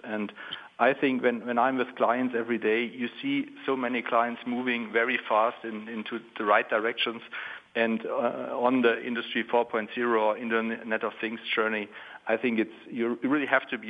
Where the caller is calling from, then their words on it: Stuttgart, Baden-Württemberg, Germany; English is a second language; So I'm calling from Stuttgart, Germany, in the heart of the German Mittelstand.